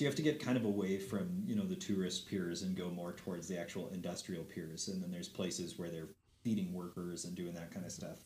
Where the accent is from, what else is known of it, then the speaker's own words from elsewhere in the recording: Helena, Montana, United States; also born or lived in Glasgow, Montana / San Francisco; I spent eleven years of my childhood in Helena. We moved here when I was eight